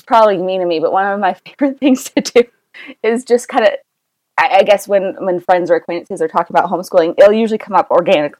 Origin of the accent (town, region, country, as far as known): Pleasant Grove, Utah, United States; born or raised there; also born or lived in American Fork, Utah / Orem, Utah